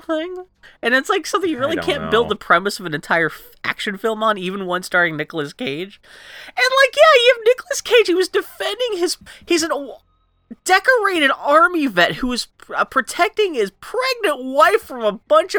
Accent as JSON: {"language": "English", "region": "Texas", "country": "United States", "tie": "born or raised there", "said": "I was born in Texas"}